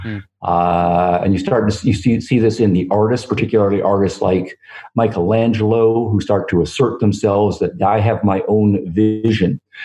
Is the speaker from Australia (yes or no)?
no; Canada; moved away as an adult; now in United States; growing up in Canada and living most of my career in the United States